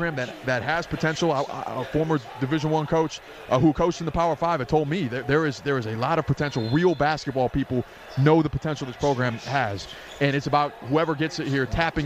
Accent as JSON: {"language": "English", "town": "Minneapolis", "region": "Minnesota", "country": "United States", "moved": "as an adult", "lives_now": "Las Vegas, United States", "said": "I'm from Minneapolis, Minneapolis transplant"}